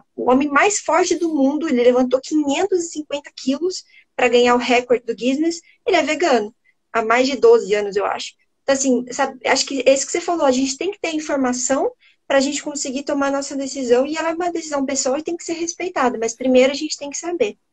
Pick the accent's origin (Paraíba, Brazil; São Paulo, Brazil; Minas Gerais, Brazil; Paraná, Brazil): Paraná, Brazil; Curitiba; Eu sou do sul, eu sou daqui de Curitiba